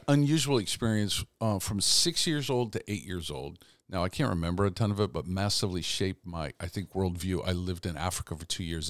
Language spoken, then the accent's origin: English; Canada; But I grew up in Canada.